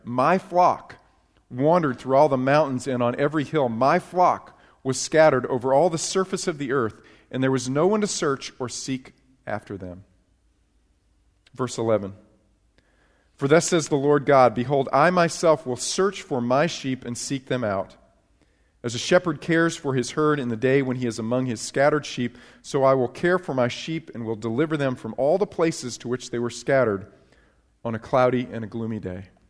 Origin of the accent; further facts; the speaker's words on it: upstate New York, United States; now in Texas, United States; I actually grew up in, uh, New York. I got it. Uh, but it was upstate New York, not New York City